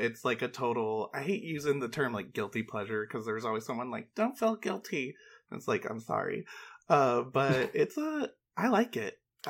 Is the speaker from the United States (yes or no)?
yes; North Georgia, United States; now in Los Angeles, United States; Oh, I grew up in North Georgia.